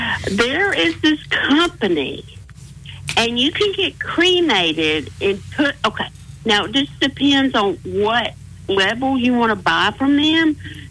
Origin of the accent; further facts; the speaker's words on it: Texas, United States; I'm not from here. I'm from Tejas.